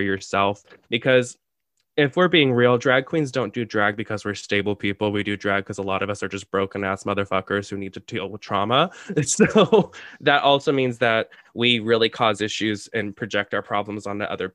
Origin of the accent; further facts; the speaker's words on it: San Diego, California, United States; now in Chicago, United States; my hometown of San Diego